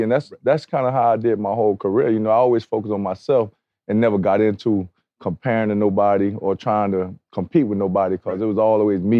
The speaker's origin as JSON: {"language": "English", "region": "Florida", "country": "United States", "tie": "born or raised there", "said": "Yeah, football is like the thing to do down south."}